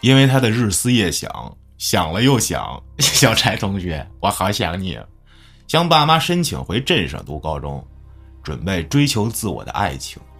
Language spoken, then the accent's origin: Chinese; Beijing, China; also born or lived in Chifeng, Inner Mongolia; 是一个从北京长大的内蒙古孩子。而这件事儿就发生在我的老家内蒙古赤峰市克拉沁旗锦山镇。